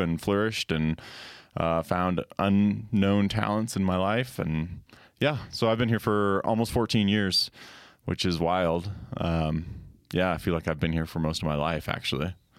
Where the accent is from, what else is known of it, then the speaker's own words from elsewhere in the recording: Colorado, United States; I grew up in Colorado